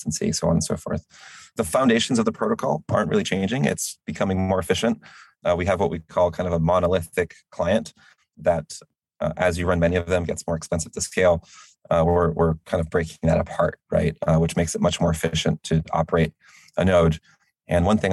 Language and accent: English; United States; I am an American